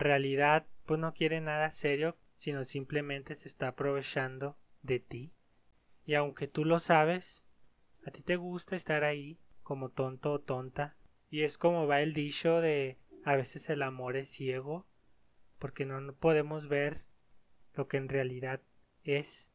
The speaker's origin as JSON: {"language": "Spanish", "country": "Mexico", "said": "en mi país, aquí los mexicanos"}